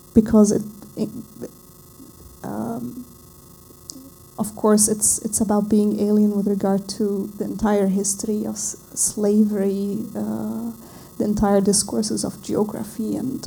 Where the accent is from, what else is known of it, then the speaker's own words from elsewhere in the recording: Lebanon; I come from Lebanon